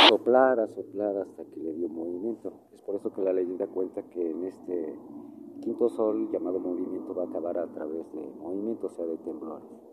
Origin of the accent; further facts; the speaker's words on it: Mexico; nosotros realmente como mexicanos somos los que, los que vivimos aquí